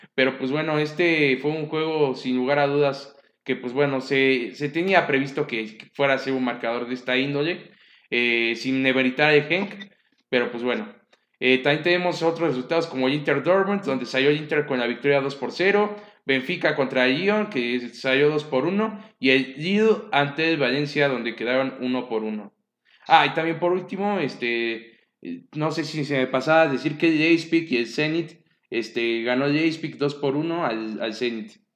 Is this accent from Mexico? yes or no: yes; Mexico; como mexicano